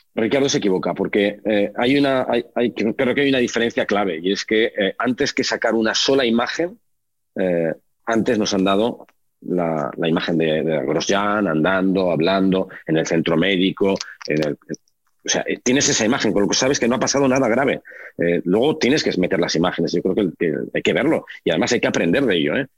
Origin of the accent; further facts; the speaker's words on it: Oviedo, Asturias, Spain; also born or lived in Gijón; now in Madrid, Spain; yo nací en Oviedo, mi madre es de Gijón, mi abuela era de Gijón, pasé los veranos en Gijón y cuando era muy pequeñito yo iba al colegio en Oviedo